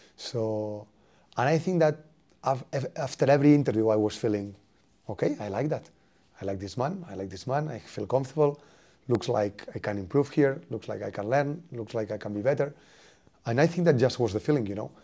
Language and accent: English; Spain; English is a second language; moved away as an adult; now in Norwich, United Kingdom; I come from Spain